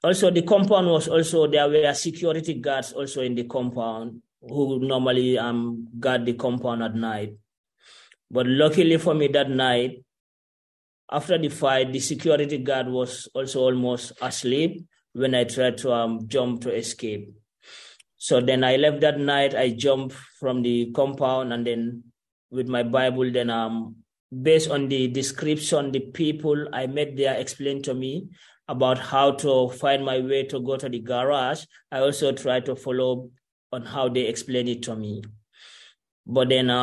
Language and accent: English; Gambia; moved away as an adult; also born or lived in Algeria; I'm from Gambia